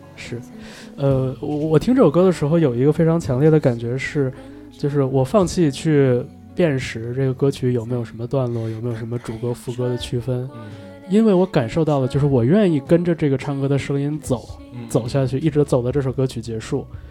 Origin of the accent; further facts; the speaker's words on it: northern China, China; 我也是在北方长大的